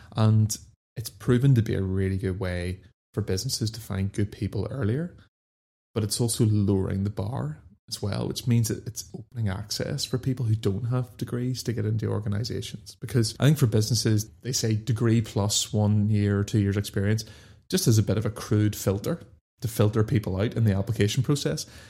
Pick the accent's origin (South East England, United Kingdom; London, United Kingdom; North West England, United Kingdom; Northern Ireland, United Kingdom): Northern Ireland, United Kingdom; Dundonald; I grew up just outside Belfast in a place called Dundonald